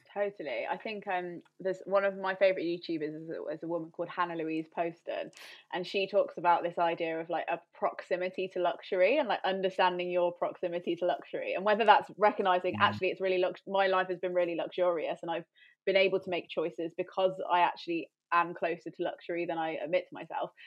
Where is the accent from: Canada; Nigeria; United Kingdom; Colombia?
United Kingdom; Coventry, West Midlands; moved away as an adult; also born or lived in London; I ended up moving back to near my hometown